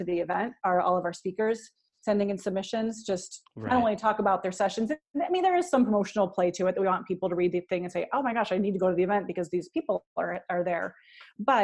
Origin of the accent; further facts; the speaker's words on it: Cleveland, Ohio, United States; in Cleveland, Ohio, my hometown